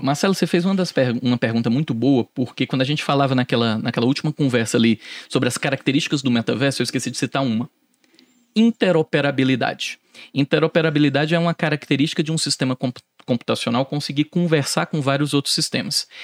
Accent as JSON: {"language": "Portuguese", "town": "Fortaleza", "region": "Ceará", "country": "Brazil", "moved": "yes", "said": "Eu sou de Fortaleza"}